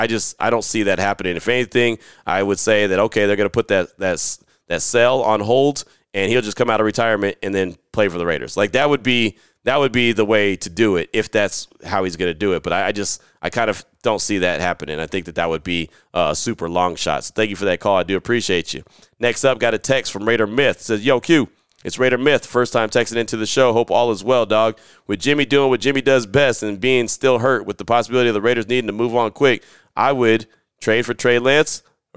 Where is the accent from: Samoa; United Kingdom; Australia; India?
United Kingdom; I know you know I'm from the United Kingdom, but you may not know I served in the British Army.